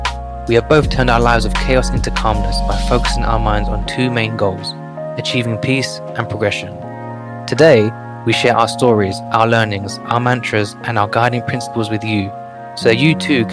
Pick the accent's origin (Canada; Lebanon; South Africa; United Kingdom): United Kingdom; London; now in New York City, United States; I've gone from growing up in one of London's most financially deprived and crime-ridden areas to today working in New York City